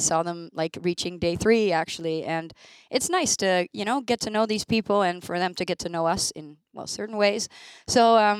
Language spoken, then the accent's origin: English; Rotterdam, South Holland, Netherlands; I'm from Rotterdam.